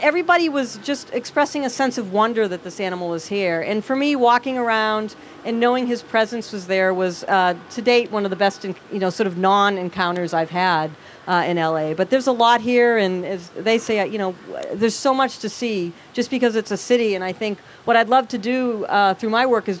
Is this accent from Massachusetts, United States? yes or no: yes; Massachusetts, United States; now in California, United States; I grew up in Massachusetts